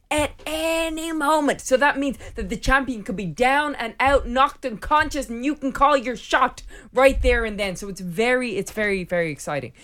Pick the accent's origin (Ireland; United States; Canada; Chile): Ireland; I'm from Ireland and I started when I was fifteen years old.